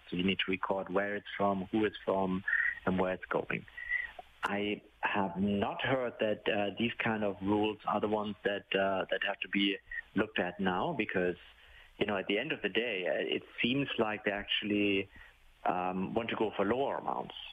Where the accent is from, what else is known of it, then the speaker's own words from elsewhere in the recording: Ontario, Canada; I'm from Ontario